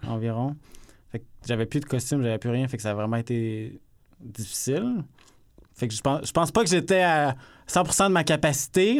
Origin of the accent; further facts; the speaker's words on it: Saguenay, Quebec, Canada; moved away as an adult; now in Montreal, Canada; petit gars du Saguenay.